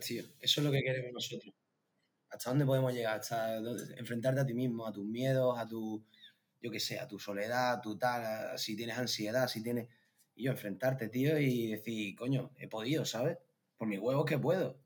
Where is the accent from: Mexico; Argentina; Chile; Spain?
Spain; a village near Seville, Andalusia; moved away as an adult; now in Gran Canaria, Spain; cuando te metes en mi pueblo se ven bastante bien